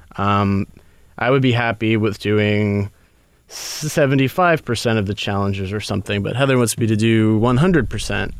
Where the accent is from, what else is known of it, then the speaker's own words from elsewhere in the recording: Baltimore, Maryland, United States; I'm from Baltimore